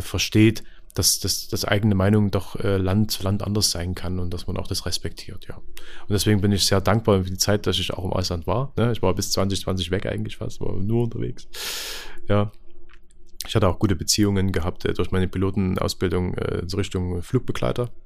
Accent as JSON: {"language": "German", "town": "Lößnitz", "region": "Saxony", "country": "Germany", "said": "bei uns in Lösen"}